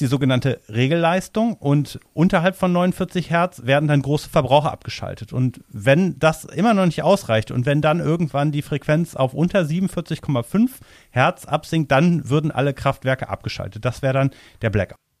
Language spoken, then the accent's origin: German; near Cologne, North Rhine-Westphalia, Germany; Also ich komme ja aus der Umgebung von Köln